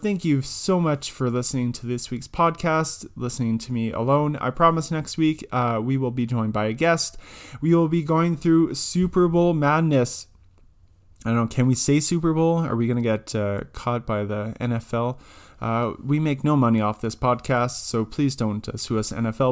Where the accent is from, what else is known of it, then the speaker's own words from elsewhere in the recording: Canada; being Canadian